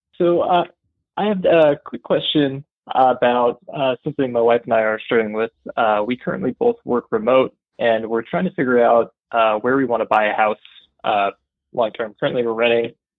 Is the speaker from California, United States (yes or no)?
no; Bozeman, Montana, United States; moved away as an adult; now in Waco, United States; I enjoyed growing up in Montana